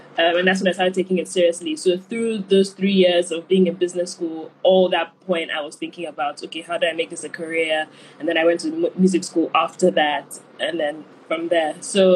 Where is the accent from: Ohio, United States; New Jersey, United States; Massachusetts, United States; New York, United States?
New York, United States; And being a New Yorker.